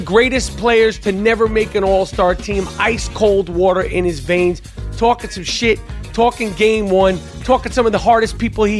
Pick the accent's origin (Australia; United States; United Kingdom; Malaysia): United States; New York City, New York; I could just speak on growing up in New York City around Puerto Ricans, Dominicans, and black people.